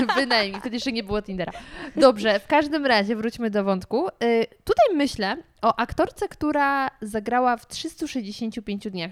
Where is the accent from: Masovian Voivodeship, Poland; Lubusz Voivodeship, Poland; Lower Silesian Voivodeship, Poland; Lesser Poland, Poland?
Lower Silesian Voivodeship, Poland; Gryfów Śląski; now in Warsaw, Poland; ja jestem z Dolnego Śląska